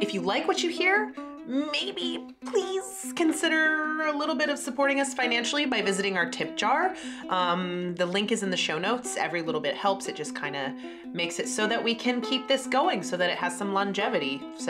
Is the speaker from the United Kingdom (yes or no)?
yes; United Kingdom; But we're British, so we're going to be really polite about it.